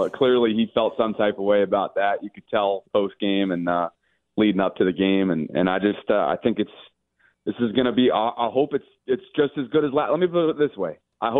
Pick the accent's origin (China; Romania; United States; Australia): United States; Albany, New York; moved away; I can speak as an upstate New Yorker. All right, my heart hurts for the people that I grew up with. I didn't grow up in Buffalo. But I grew up in the Albany area